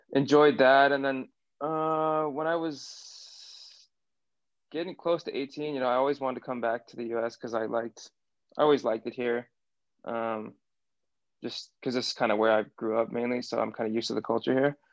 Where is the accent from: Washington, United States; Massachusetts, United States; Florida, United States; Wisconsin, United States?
Washington, United States; Seattle; accent: American; also born or lived in Bristol, England; I grew up in Seattle